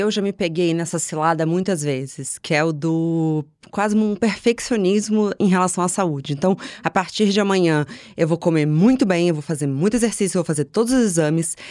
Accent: São Paulo, Brazil; moved away; also born or lived in Rio de Janeiro; cresci em São Paulo, eu mudei pro Rio de Janeiro

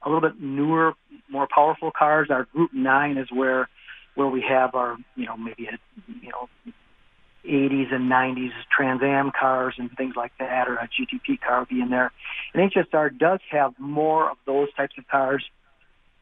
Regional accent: Wisconsin, United States; I'm from Wisconsin. I'm only a few miles from the Slinger track

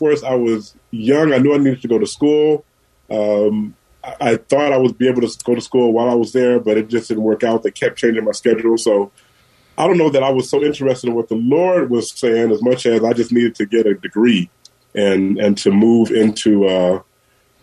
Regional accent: San Francisco, California, United States; Born and raised in San Francisco at General Hospital. So, yeah, I've been here through it all.

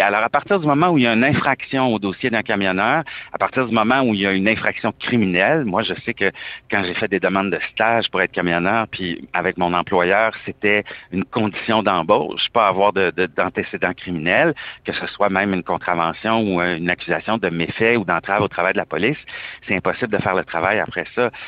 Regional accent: Quebec, Canada; j'ai une plaque du Québec, que je suis canadien

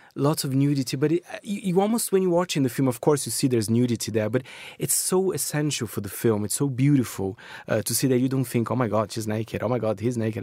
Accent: Brazil; now in United Kingdom; I grew up in Brazil as well, with Brazilian cinema

